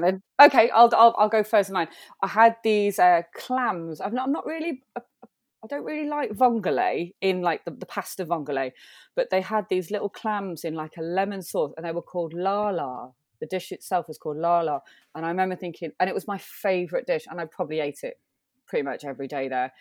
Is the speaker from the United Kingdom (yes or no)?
yes; Manchester, North West England, United Kingdom; I'm born born and raised in Manchester